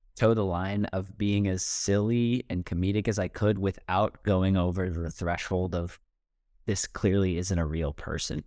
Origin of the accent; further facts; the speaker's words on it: United States; I'm like an American college kid